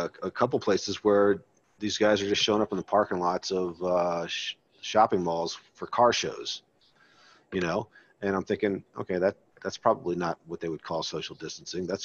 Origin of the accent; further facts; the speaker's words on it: Maryland, United States; I grew up in Maryland